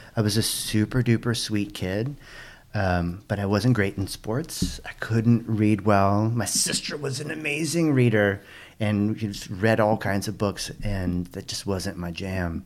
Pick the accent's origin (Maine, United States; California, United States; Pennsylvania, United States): California, United States; Pasadena; also born or lived in Oakland, California; I was born in Pasadena, California. Pasadena is in, uh, it's a suburb of Los Angeles.